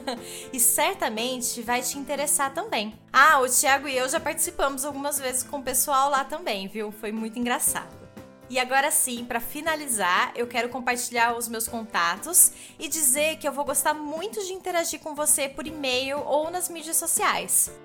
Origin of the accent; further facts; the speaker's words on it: Brazil; first language Portuguese; moved away as an adult; now in Nuremberg, Germany; sou brasileira